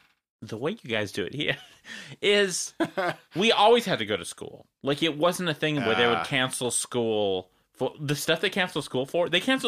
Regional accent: Wisconsin, United States; moved away; I grew up in Wisconsin

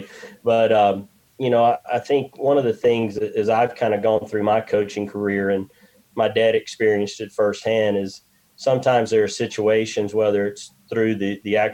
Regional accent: Hueytown, Alabama, United States; We grew up in Hueytown

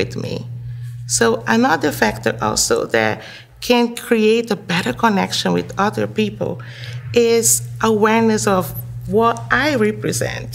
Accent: Brazil; moved away as an adult; also born or lived in Guinea; now in United States; I'm Brazilian, and I was born and raised in Brazil, and I've been living here in the United States for 13 years now

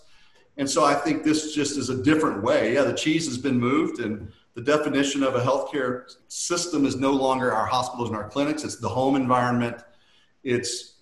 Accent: Louisiana, United States; I grew up in Louisiana

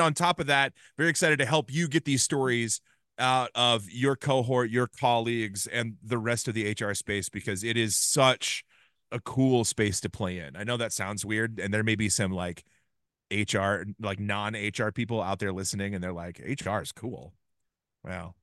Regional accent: Ames, Iowa, United States; I grew up in Ames, Iowa

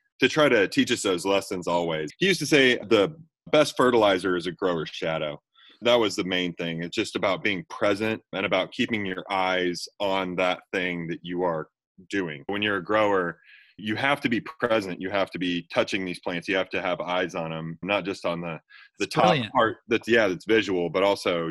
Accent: Kansas City, Missouri, United States; I was born and raised in Kansas City

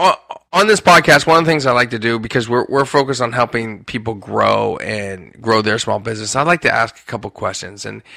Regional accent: Hershey, Pennsylvania, United States; my days growing up in Hershey and going to Hershey Park all the time

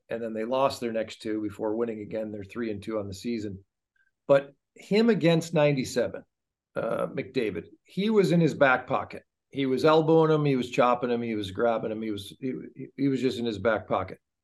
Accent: United States; when I was growing up in Anglo U S

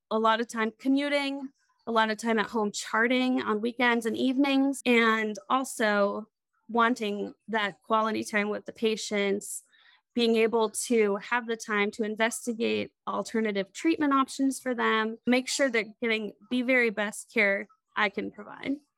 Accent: Crawfordsville, Indiana, United States; also born or lived in Lewisburg, West Virginia; I moved back home to Indiana, where I grew up. Crawfordsville, Indiana is a small town

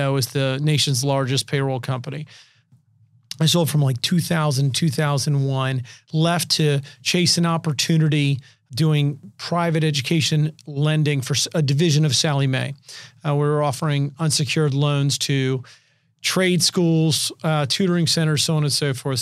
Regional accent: Richmond, Virginia, United States; now in San Diego, United States; I'm originally from Richmond, Virginia.

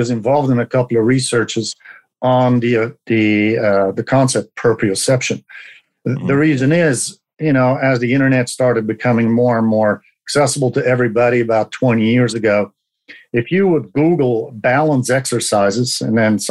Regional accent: Belgium; moved away as an adult; now in Oregon, United States; I'm originally from Belgium, where I was a medic for the commandos and the military forces

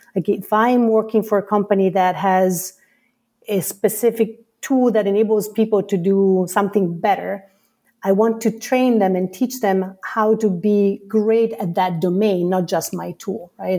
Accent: Italy; moved away as an adult; now in United States; I come from Italy

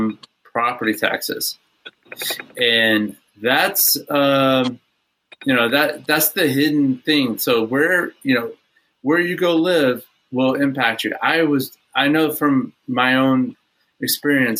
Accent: Houston, Texas, United States; I grew up in Houston

